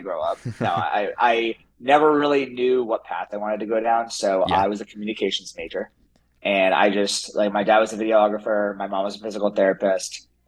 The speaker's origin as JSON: {"language": "English", "town": "Wellesley", "region": "Massachusetts", "country": "United States", "tie": "born or raised there", "said": "I grew up in Wellesley, Mass. It's a suburb of Boston"}